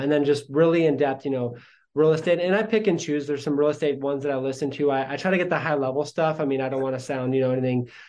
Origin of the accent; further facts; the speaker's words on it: Sandpoint, Idaho, United States; also born or lived in Coeur d'Alene, Idaho; I grew up in Sandpoint, which is much different than Coeur d'Alene. I live in Coeur d'Alene now